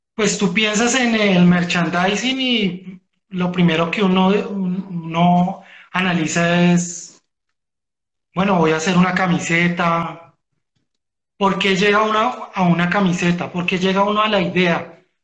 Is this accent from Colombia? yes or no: yes; Bogotá, Colombia; nosotros como bogotanos